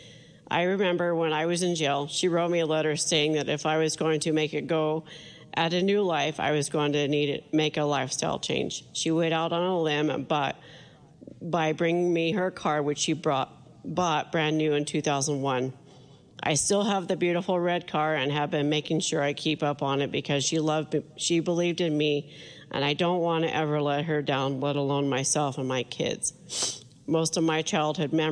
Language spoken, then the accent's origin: English; Wheatland, United States; Wheatland, my hometown.